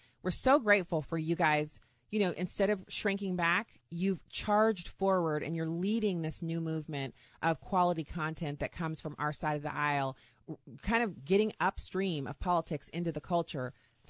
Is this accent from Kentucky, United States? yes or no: no; Texas, United States; born there; And especially for Texas, I was born in Texas. I still claim it as a second home.